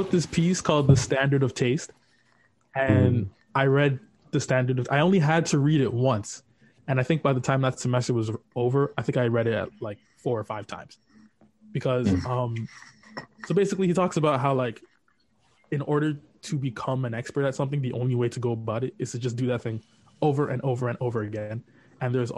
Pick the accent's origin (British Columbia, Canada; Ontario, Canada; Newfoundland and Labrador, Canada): Ontario, Canada; Brampton; also born or lived in Hamilton; I am in Brampton